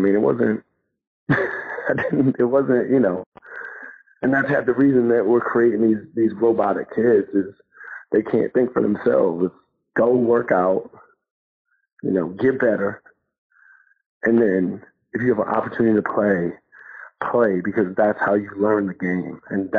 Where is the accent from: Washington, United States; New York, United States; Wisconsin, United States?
New York, United States; I mean, I'm from New York. We played in the playgrounds.